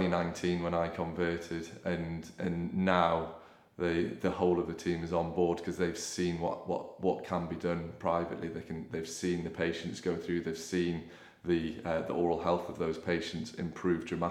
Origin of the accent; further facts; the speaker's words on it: Newcastle upon Tyne, North East England, United Kingdom; also born or lived in Sheffield; then came back home. I'm from Newcastle originally